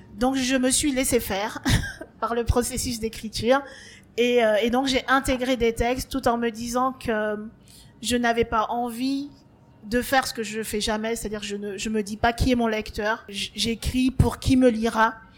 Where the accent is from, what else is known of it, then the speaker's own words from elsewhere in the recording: Martinique; moved away; j'ai grandi en Martinique et en Martinique on parle le créole.